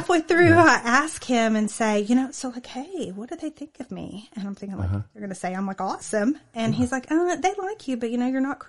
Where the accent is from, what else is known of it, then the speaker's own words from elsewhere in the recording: Denton, Texas, United States; also born or lived in Dallas, Texas; I was born in Denton, Texas